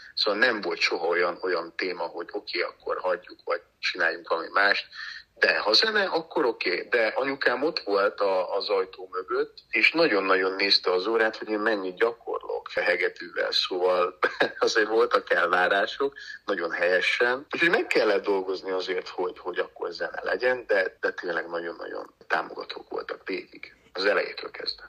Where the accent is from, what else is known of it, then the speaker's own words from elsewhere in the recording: Slovakia; also born or lived in United States; now in Hungary; hiszen én felvidéken születtem, ugye, Csehszlovákiában